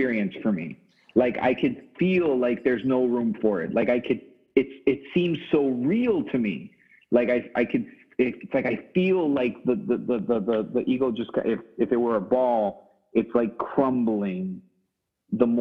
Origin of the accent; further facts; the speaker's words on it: Miami, Florida, United States; me living in Miami and growing up in Miami